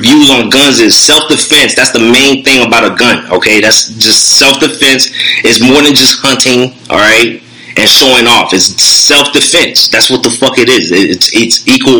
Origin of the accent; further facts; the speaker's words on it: United States; as an American